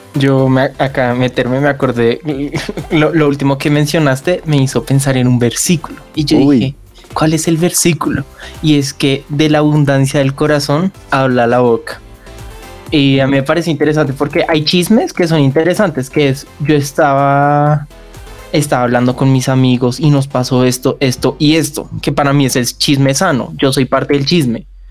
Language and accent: Spanish; Bogotá, Colombia; accent: rolo; yo soy 100% rolo y se nota en mi forma de hablar